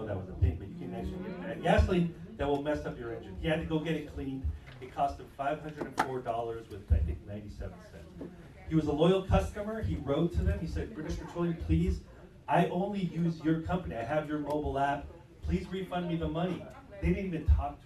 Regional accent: Tallahassee, Florida, United States; I'm from Tallahassee, Florida

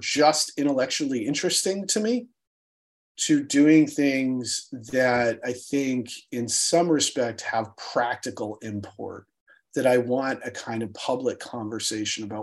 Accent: United States; as an American

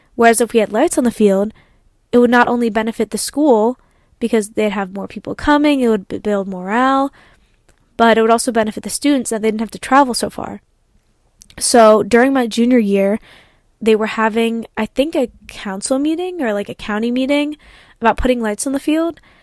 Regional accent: Ardmore, Pennsylvania, United States; I come from Kobe Bryant's old high school

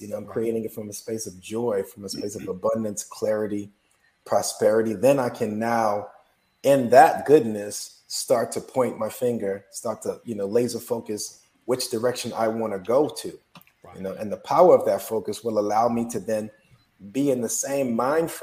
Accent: South Florida, United States; moved away; I'm from South Florida

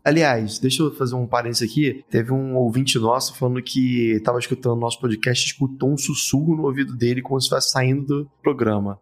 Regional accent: Rio de Janeiro, Brazil; Eu sou do Meia, mas meus avós ah, de tá Olaria tá e passei um tempo também em Realengo, então é puro suco da Zona Norte carioca

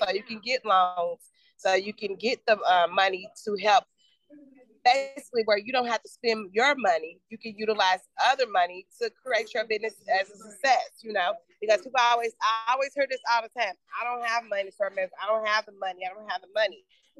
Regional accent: Louisville, Kentucky, United States; I'm from Louisville, grew up there

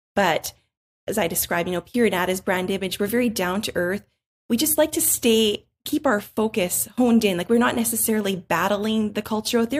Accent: Canada; we are from Canada

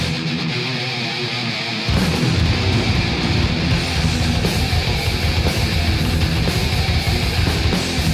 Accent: Indiana, United States; Indiana's my home state.

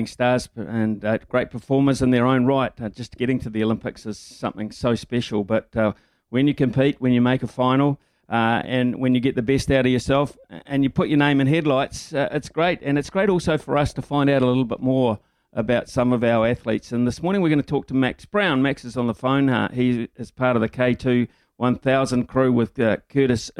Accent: Whanganui, Manawatū-Whanganui, New Zealand; I hail from Whanganui as well. I'm a Carlton School old boy

